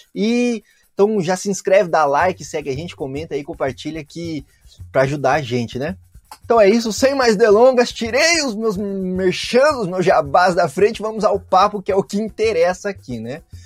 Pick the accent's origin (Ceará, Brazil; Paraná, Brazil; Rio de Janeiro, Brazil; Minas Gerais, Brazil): Paraná, Brazil; Curitiba; Eu cresci aqui no sul do país, né? Então eu cresci aqui em Curitiba